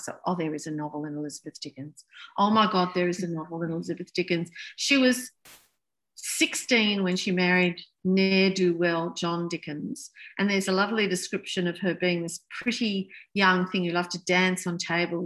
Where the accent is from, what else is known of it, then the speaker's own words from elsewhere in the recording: United Kingdom; now in Australia; I was born in Britain and my parents are British